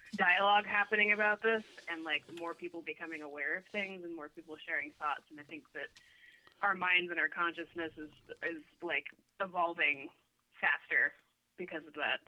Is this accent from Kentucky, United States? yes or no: no; Sacramento, California, United States; moved away as an adult; also born or lived in Los Angeles; now in Portland, United States; I grew up in Sacramento, which is uh, Northern California